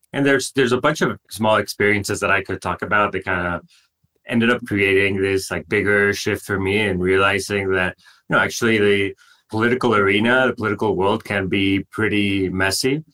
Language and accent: English; Monterrey, Nuevo León, Mexico; moved away as an adult; I grew up in Mexico, uh, more specifically in Monterrey, which is a big city uh, in the north of the country.